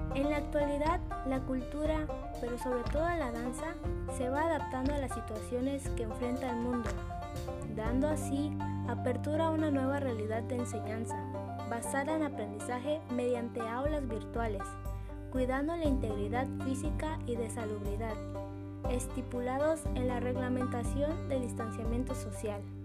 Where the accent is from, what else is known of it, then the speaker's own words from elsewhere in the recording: Mexico; como buen mexicano